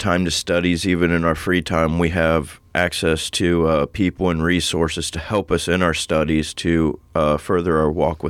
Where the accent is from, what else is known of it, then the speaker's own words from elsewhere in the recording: New Philadelphia, Ohio, United States; moved away as an adult; So I came from New Philadelphia, and I came up here, and I went to the hospital